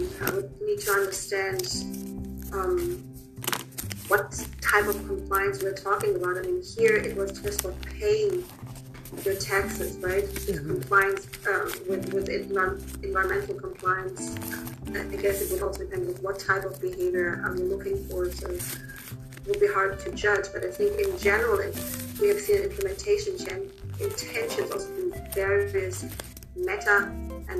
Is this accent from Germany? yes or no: yes; Germany; now in United States; I am originally from Germany.